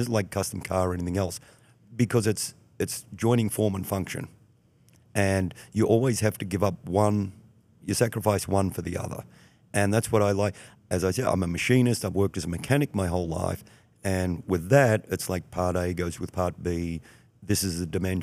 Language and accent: English; Melbourne, Victoria, Australia; moved away as an adult; also born or lived in Houston / Chicago area; now in Lake County, Illinois, United States; growing up in Australia, especially when I grew up, you know, in the '70s